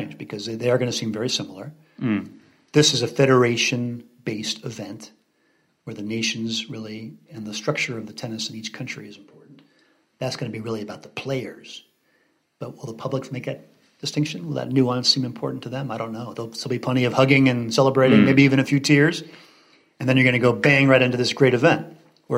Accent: California, United States; also born or lived in Hawaii; I grew up in Southern California and Hawaii

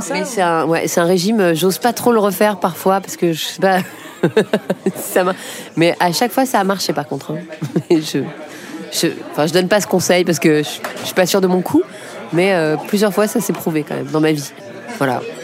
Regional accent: Paris, Île-de-France, France; J'ai grandi euh, dans le 10e arrondissement, pas loin d'ici du tout

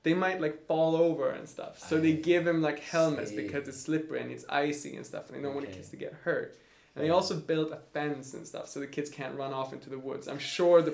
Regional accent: Nordmaling, Västerbotten County, Sweden; English is a second language; moved away as an adult; also born or lived in Umeå, Sweden; now in Prague, Czech Republic; So I come 45 minutes from there, from a little municipality called Nordmaling

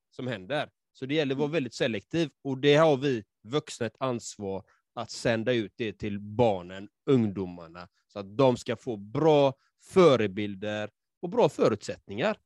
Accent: Sweden; born or raised there

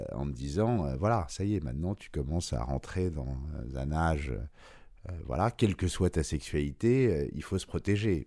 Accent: Paris, Île-de-France, France; J'ai grandi à Paris, euh, dans le 16e arrondissement jusqu'à 12 ans, puis après dans le 6e

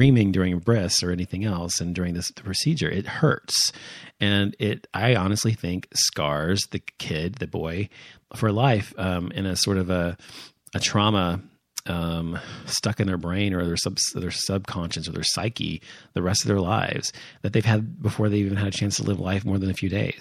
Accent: United States; growing up in America, as I have

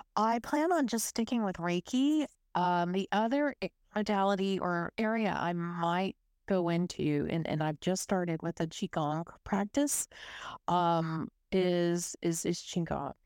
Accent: South Texas, United States; accent: Texas U S; moved away as an adult; now in Melbourne, Australia; I grew up in South Texas in a little coastal city. It was right next to the Gulf of Mexico

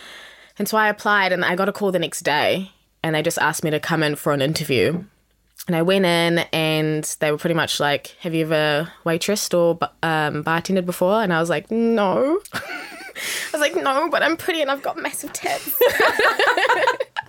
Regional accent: Wellington, New Zealand; also born or lived in South Africa; now in Auckland, New Zealand; I am originally from South Africa. Both my parents are South African. And I moved to New Zealand when I was 8 years old, so a very long time ago. Mm. And I lived in Wellington, so I'm technically from Wellington

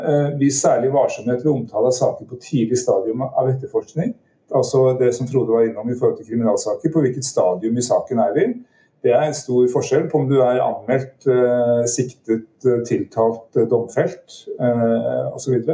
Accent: Southwestern Norway, Norway; Jeg, jeg vokste opp på Sør-Vestlandet, det, det, er ingen som kan høre.

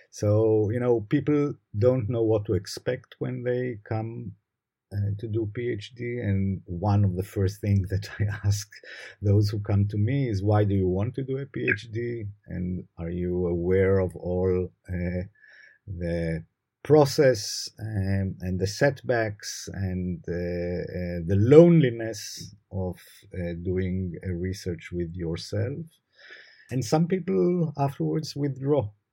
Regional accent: Jerusalem, Jerusalem District, Israel; also born or lived in Haifa; I was born in Jerusalem. I was raised in Jerusalem.

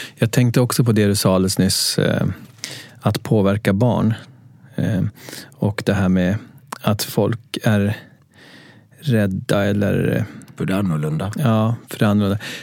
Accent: Gothenburg, Västra Götaland, Sweden; accent: Gothenburg dialect (göteborgska); jag växte upp i Frölunda

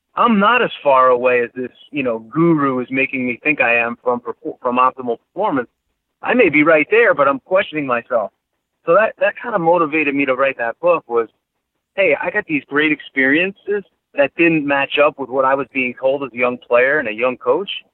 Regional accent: New York, United States; I grew up in New York

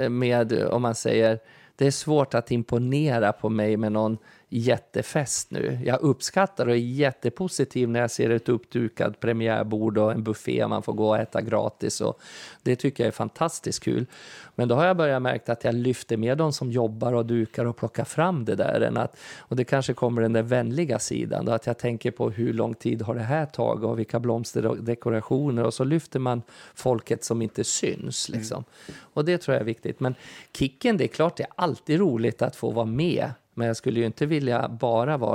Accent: Kalmar, Kalmar County, Sweden; jag tog fighten för dem

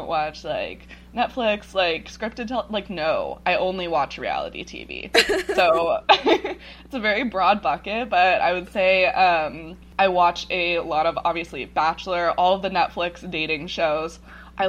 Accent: Ashland, Oregon, United States; I am originally from Ashland, Oregon

